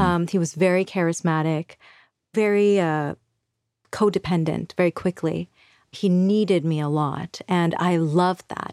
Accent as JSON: {"language": "English", "country": "Bangladesh", "tie": "born or raised there", "moved": "yes", "said": "So, I am from Bangladesh. I was born there in nineteen eighty-three"}